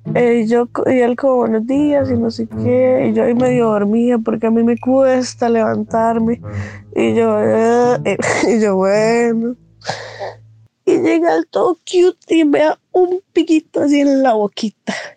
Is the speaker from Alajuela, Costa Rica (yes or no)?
no; Heredia, Costa Rica; yo soy de Heredia